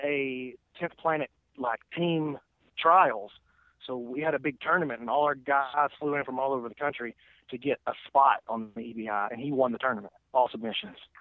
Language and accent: English; Lawrence County, Alabama, United States; I'm from Lawrence County, Alabama. Uh, I graduated public high school with 31 people in my class